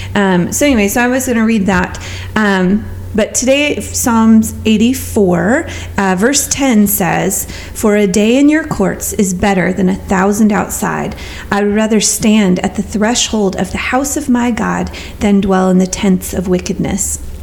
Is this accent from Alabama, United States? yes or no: no; Texas, United States; I'm from Texas